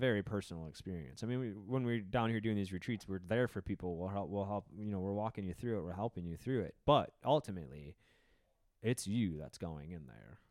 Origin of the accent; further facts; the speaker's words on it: Wisconsin, United States; I grew up in Wisconsin where the drinking culture was very strong